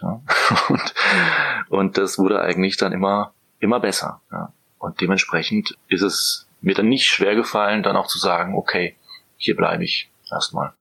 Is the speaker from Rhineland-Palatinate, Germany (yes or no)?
no; near the border with Strasbourg, Baden-Württemberg, Germany; moved away as an adult; also born or lived in Vienna / Budapest / Mainz / Norway; now in Berlin, Germany; komme allerdings aus dem schönen Süden, äh, aus Baden-Württemberg, Grenze zu Straßburg